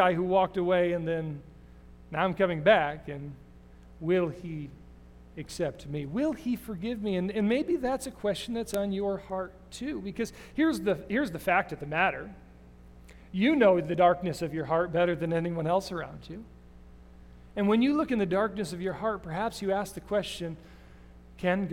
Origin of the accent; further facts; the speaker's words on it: Davison, Michigan, United States; I grew up in Davison, Michigan